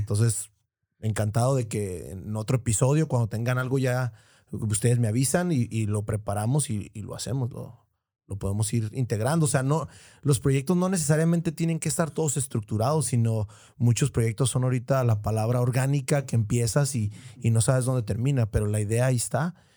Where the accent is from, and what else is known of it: Tijuana, Baja California, Mexico